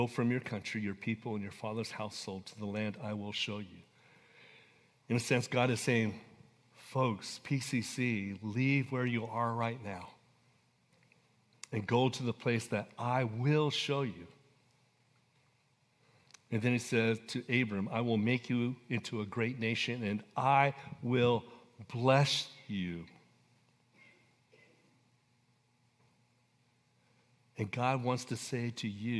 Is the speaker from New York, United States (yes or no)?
no; Coalinga, California, United States; I was born and raised in Coalinga, California.